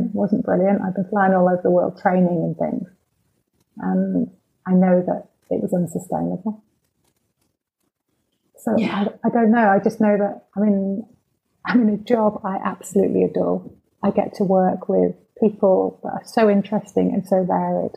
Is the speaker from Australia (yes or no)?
no; Manchester, North West England, United Kingdom; now in Cheshire, United Kingdom; I'm from Manchester